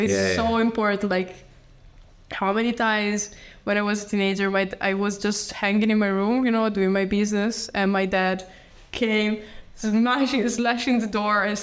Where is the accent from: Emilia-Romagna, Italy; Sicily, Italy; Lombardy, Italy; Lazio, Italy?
Emilia-Romagna, Italy; Bologna; English is a second language; moved away as an adult; now in Dublin, Ireland; I come from Bologna